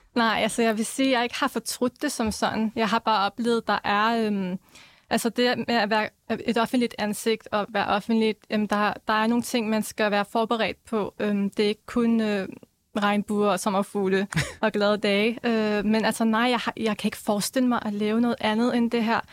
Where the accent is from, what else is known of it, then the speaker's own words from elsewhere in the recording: Denmark; jeg blev så født her